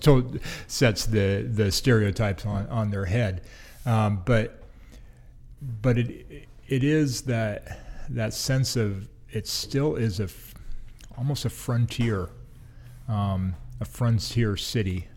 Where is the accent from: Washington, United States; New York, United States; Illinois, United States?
Washington, United States; Des Moines; I grew up in Des Moines, which is, you know, basically South Seattle, um, getting close to Tacoma.